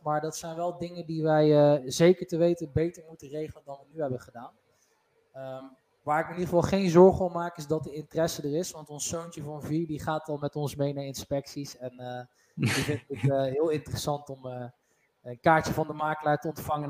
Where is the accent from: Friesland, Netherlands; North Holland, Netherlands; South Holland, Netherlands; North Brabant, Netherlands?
North Brabant, Netherlands; wij zijn Brabanders